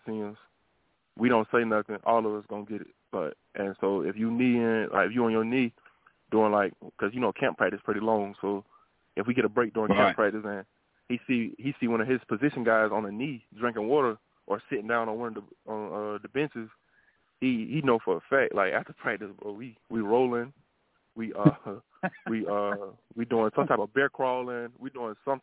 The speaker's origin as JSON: {"language": "English", "region": "South Carolina", "country": "United States", "also_born_or_lived": "Virginia", "moved": "yes", "said": "I'm originally from South Carolina"}